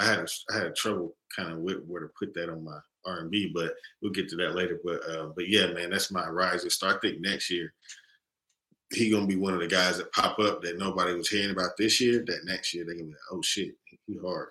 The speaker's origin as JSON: {"language": "English", "town": "Chattanooga", "region": "Tennessee", "country": "United States", "said": "I'm from Chattanooga, Tennessee."}